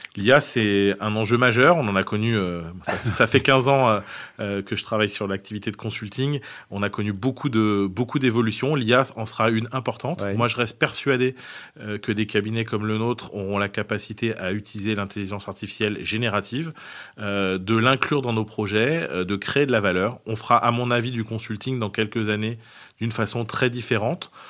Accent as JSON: {"language": "French", "region": "south of France", "country": "France", "said": "je suis originaire du, sud de la France"}